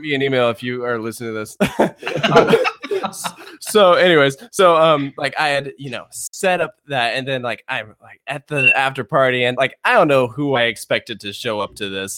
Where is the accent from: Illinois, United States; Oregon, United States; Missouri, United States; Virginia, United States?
Virginia, United States; I'm from Virginia